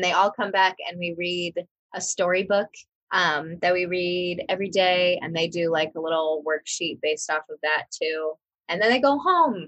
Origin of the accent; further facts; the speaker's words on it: Mackinaw, Illinois, United States; accent: twangy; moved away as an adult; also born or lived in Bloomington, Illinois / Charleston, Illinois; now in South Korea; I grew up in Mackinac, Illinois